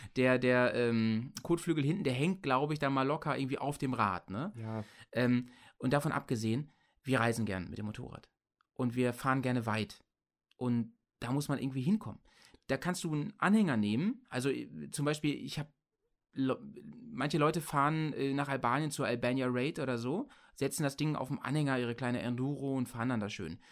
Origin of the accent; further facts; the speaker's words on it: Bremen, Germany; bei uns in Bremen